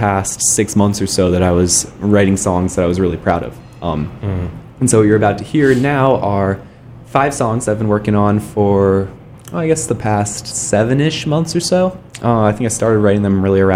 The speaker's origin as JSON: {"language": "English", "town": "Palo Alto", "region": "California", "country": "United States", "tie": "born or raised there", "also_born_or_lived": "Minnesota", "said": "I'm originally from Palo Alto, born in Stanford Hospital. So I grew up in the Bay Area."}